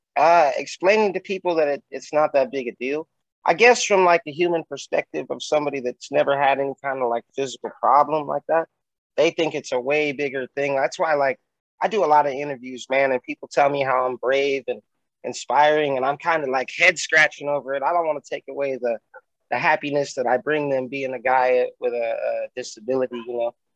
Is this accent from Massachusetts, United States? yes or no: no; Bakersfield, California, United States; your favorite rapper's favorite cripple rapper from Bakersfield, California